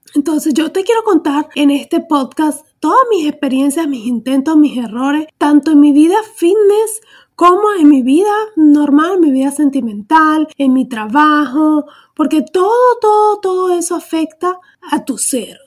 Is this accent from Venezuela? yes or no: yes; Venezuela; moved away as an adult; soy venezolana